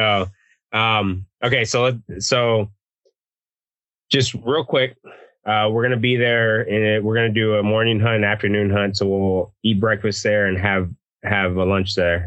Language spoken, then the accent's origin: English; Texas, United States; I'm from Texas. We don't put beans in our chili.